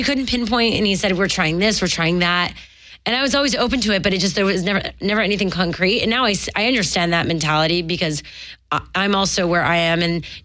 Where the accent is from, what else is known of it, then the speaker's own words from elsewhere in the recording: Montreal, Quebec, Canada; moved away; I'm from Montreal